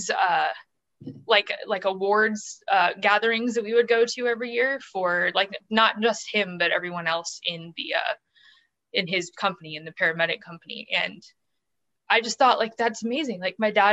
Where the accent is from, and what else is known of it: St. Louis, Missouri, United States; born or raised there; also born or lived in Springfield, Missouri